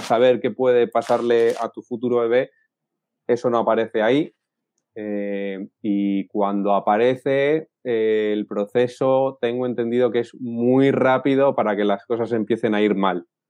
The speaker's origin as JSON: {"language": "Spanish", "town": "Madrid", "region": "Community of Madrid", "country": "Spain", "moved": "yes", "lives_now": "Cantabria, Spain", "said": "Yo estoy viviendo ahora en Cantabria, pero yo soy de Madrid."}